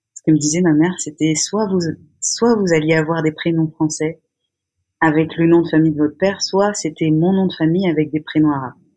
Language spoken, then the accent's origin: French; a small village near Rennes, Brittany, France; je suis partie à la campagne quand j'avais 8 ans, je suis partie dans un dans une, un petit village qui s'appelle Melès à côté de Rennes